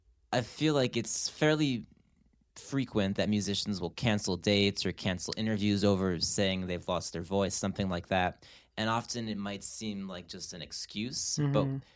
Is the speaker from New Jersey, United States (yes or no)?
yes; New Jersey, United States; accent: New Jersey; now in New York, United States; I grew up in New Jersey. I spoke with a New Jersey accent at first, and I really wanted to erase